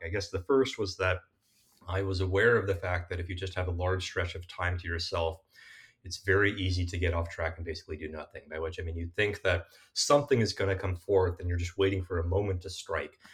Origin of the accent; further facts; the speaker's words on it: South Bay, Bay Area, California, United States; I'm a Bay Area kid born and raised uh, in the South Bay in particular